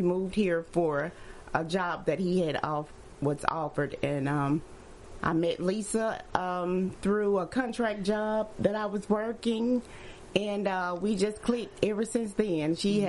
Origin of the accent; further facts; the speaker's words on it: Birmingham, Alabama, United States; moved away as an adult; now in Charlotte, United States; And I am actually from Birmingham, Alabama. Mm-hmm. I am the ninth child of Southern Baptist Pentecostal.